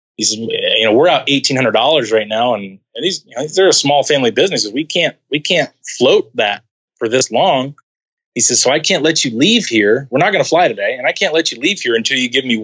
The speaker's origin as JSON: {"language": "English", "region": "California", "country": "United States", "tie": "born or raised there", "moved": "as an adult", "said": "I head back to California"}